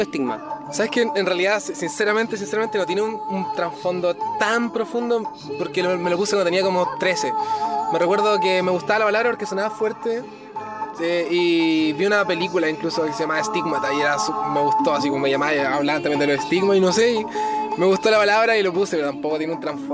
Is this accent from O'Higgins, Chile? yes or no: yes; Santa Cruz, O'Higgins, Chile; now in Puente Alto, Chile; soy de Santa Cruz, nací allá, en la sexta región.